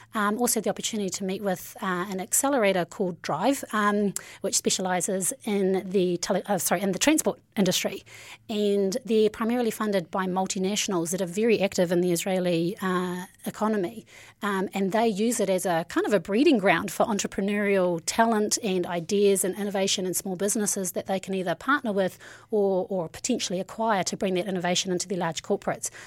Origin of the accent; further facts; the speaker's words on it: New Zealand; I'm from Naroa here, and my journey really starts there. Um, uh, growing up in, you know, a small, somewhat rough town.